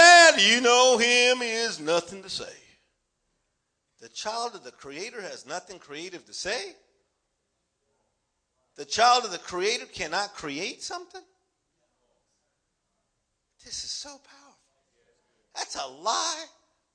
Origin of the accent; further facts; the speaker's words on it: Los Angeles, California, United States; I'm from Los Angeles